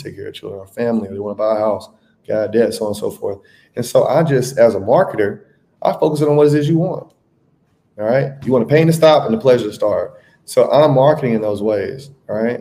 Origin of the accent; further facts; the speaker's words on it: Tuscaloosa, Alabama, United States; moved away as an adult; also born or lived in Atlanta; now in Brazil; I am from Tuscaloosa, Alabama. I have been living outside the United States since 2018.